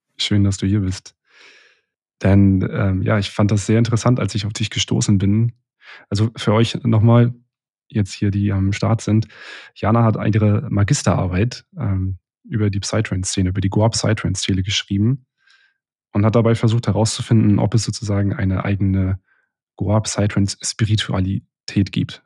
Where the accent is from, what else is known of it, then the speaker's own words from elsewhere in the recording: Rostock, Mecklenburg-Vorpommern, Germany; moved away; ich bin grad bei einem, äh, sehr, äh, engen Freund von mir in, in Rostock aus meiner Heimatstadt